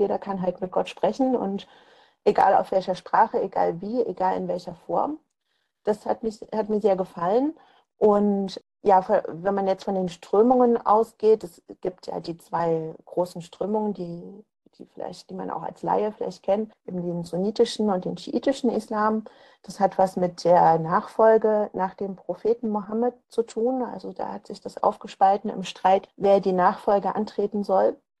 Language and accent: German; East Germany, Germany; Ich komme ja eben aus, aus Ostdeutschland, ähm, bin da auch aufgewachsen